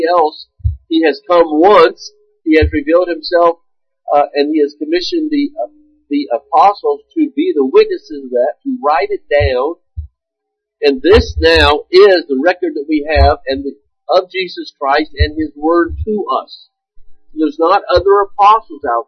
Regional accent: United States

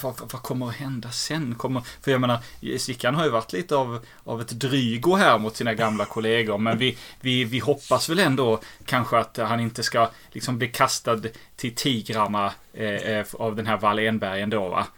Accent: Helsingborg, Skåne, Sweden; accent: Scanian; also born or lived in Lund; jag är född i Helsingborg

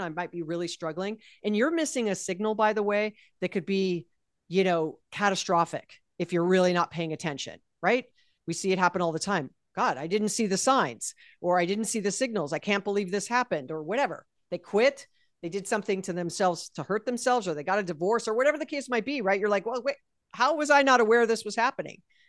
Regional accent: Hawaii, United States; I was born and raised in Hawaii

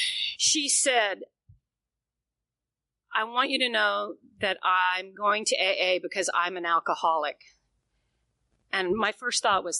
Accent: the South, United States; First of all, I'm from the South. You don't put your business in the street, right?

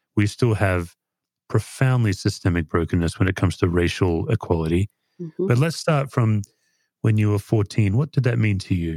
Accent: Australia; now in United States; I'm an Aussie

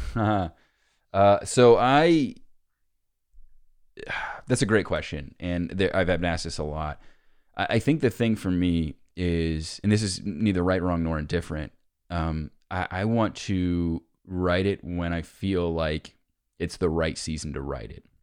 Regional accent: Cincinnati, Ohio, United States; I'm from Cincinnati

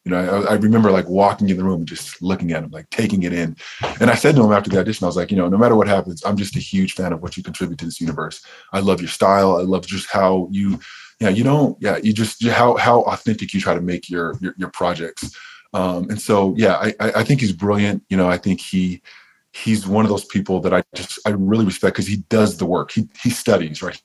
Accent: Riverside, California, United States; I grew up in Southern California and I grew up an hour outside of LA in Riverside

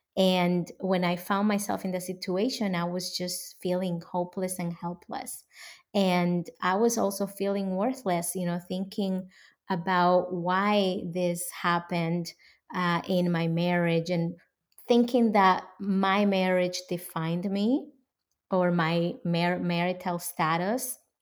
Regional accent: Dominican Republic; moved away as an adult; now in United States; I was born and raised in the Dominican Republic.

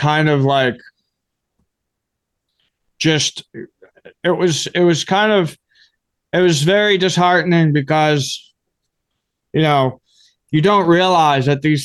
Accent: Grafton, Massachusetts, United States; I grew up in Grafton, Massachusetts

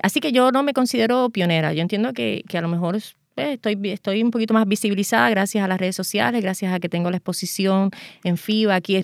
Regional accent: Puerto Rico; yo soy la primera puertorriqueña

